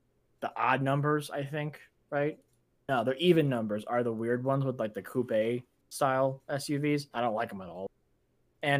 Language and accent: English; United States; being American